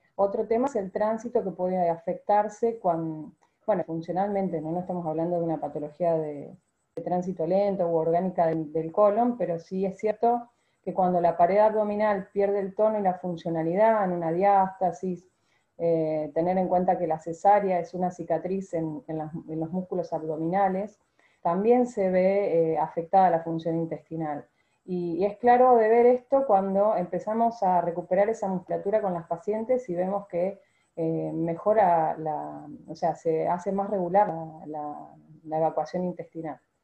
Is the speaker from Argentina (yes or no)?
yes; Argentina; ser la primera argentina